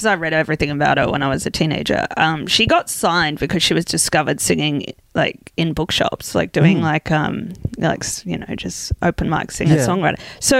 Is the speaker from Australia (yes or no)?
yes; Brisbane, Queensland, Australia; I grew up like in Brisbane. I'd never felt cold in my life.